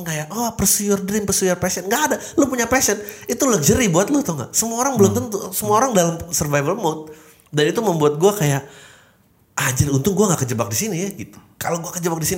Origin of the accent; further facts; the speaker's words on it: South Jakarta, Jakarta, Indonesia; karena gue lahir dan besar di Jakarta Selatan